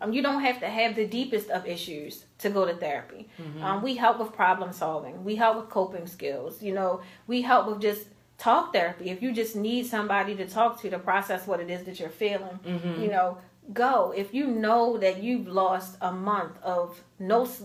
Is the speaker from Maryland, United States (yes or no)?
yes; Baltimore, Maryland, United States; I grew up in Baltimore City. I moved in Edmonton Village when I was a year old with my parents